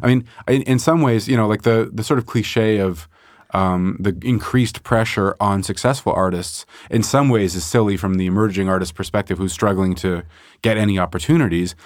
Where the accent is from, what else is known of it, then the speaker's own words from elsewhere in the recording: Montreal, Quebec, Canada; also born or lived in Chicago; I mostly grew up in Montreal